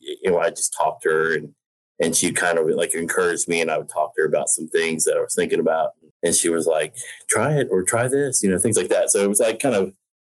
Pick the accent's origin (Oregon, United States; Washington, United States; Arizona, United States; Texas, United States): Texas, United States; Houston; moved away as an adult; also born or lived in San Antonio / Fort Worth; now in Atlanta, United States; We were born in San Antonio, had a short stint there before we moved to Houston, and lived outside of, and, you know, in the suburb of Houston until we were in about ninth grade, and then we moved to Fort Worth